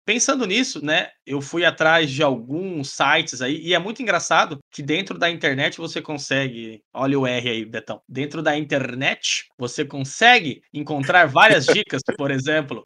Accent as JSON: {"language": "Portuguese", "region": "Goiás", "country": "Brazil", "moved": "yes", "lives_now": "Paraná, Brazil", "said": "eu moro no Paraná, mas sou de Goiás"}